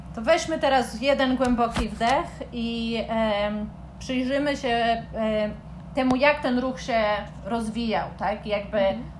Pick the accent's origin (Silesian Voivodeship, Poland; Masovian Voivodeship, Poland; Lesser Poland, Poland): Masovian Voivodeship, Poland; Warsaw; moje doświadczenie jako kobiety z Warszawy